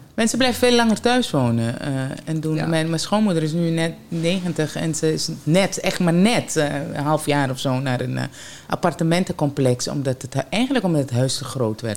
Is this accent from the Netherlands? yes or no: no; Suriname; bij ons in Suriname